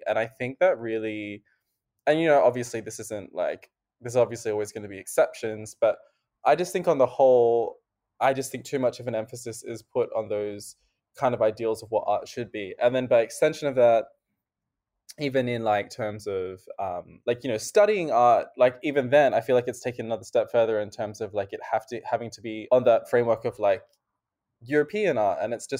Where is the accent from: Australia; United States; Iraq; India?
India; I am South Asian, but I am Indian.